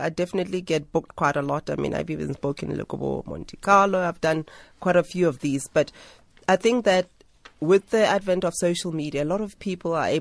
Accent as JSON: {"language": "English", "town": "Soweto", "region": "Gauteng", "country": "South Africa", "tie": "born or raised there", "said": "I'm a girl from Soweto"}